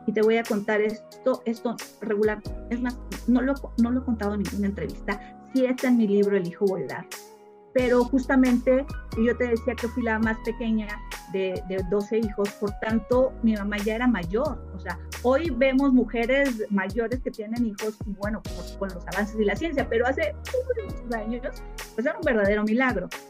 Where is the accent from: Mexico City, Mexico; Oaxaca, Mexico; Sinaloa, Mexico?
Mexico City, Mexico; yo soy de Ciudad de México y tenemos una casa de campo en Morelos